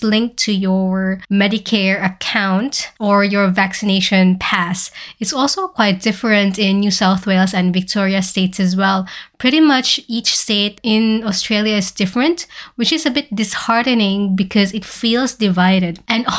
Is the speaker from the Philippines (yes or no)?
yes; Philippines; So currently, the Philippines, my home country, has been hit by a massive Category 5 typhoon named Odette